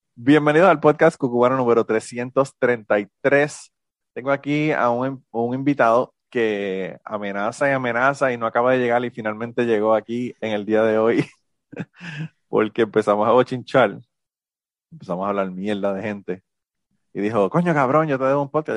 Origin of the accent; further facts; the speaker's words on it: Puerto Rico; now in United States; yo soy boricua en los Estados Unidos